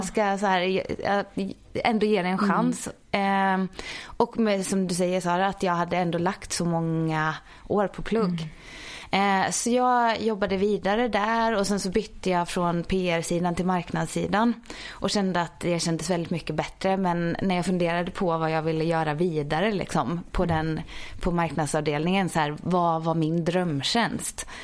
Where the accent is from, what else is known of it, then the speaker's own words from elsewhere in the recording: Ulricehamn, Västra Götaland, Sweden; moved away as an adult; also born or lived in Jönköping; now in Stockholm, Sweden; jag är uppvuxen i Ulricehamn i Västergötland